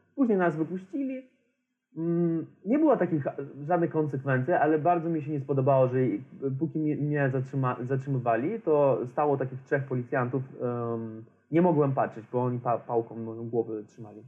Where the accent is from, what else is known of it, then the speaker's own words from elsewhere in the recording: Transnistria, Moldova; Polish is a second language; moved away; ja pochodzę z Naddniestrza